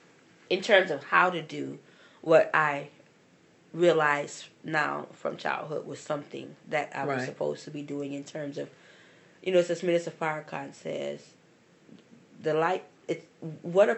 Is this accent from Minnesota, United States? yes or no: no; Louisiana, United States; now in California, United States; I'm from Louisiana. It's cold. And then I'm in Cali